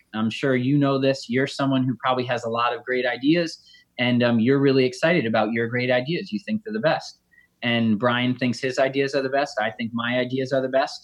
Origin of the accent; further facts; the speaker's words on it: Connecticut, United States; I grew up in Connecticut